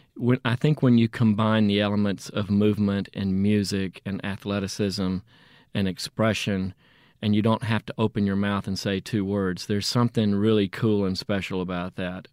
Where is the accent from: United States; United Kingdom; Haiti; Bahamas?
United States; Jackson, Mississippi; also born or lived in Natchez, Mississippi; we moved from Natchez when I was two to Jackson